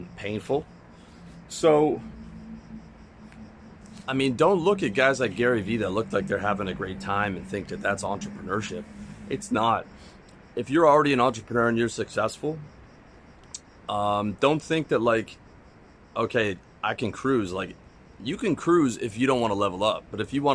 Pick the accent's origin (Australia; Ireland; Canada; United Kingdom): Canada; moved away as an adult; now in Georgia; as a Canadian